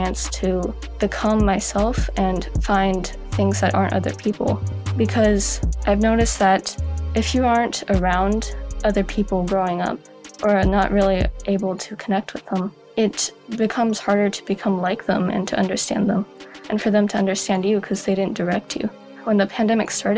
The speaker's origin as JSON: {"language": "English", "region": "Oregon", "country": "United States", "said": "I go to Sunset High School and I'm from Oregon."}